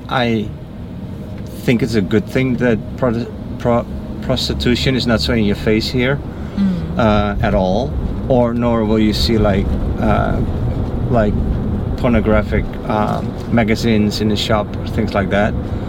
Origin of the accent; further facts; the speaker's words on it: Netherlands; I'm from the Netherlands.